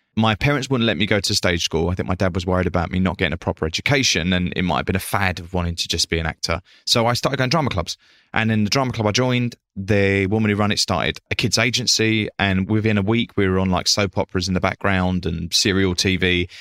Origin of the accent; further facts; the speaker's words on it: Essex, East of England, United Kingdom; I come from Essex working class family